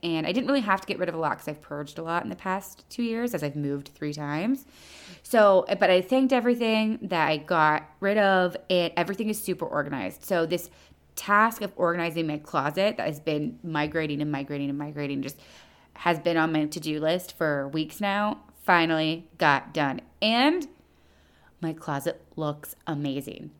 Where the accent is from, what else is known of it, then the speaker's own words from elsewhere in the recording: United States; also born or lived in Toronto, Canada; I'm such an American